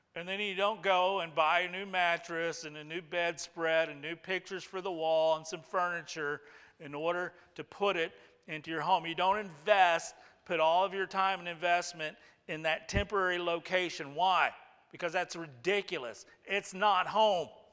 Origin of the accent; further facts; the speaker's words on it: United States; we're American